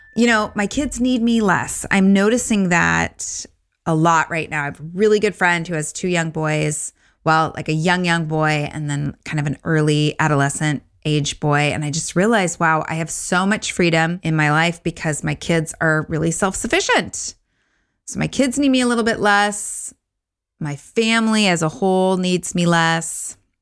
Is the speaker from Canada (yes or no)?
no; Orange County, California, United States; moved away; Orange County, which is where I grew up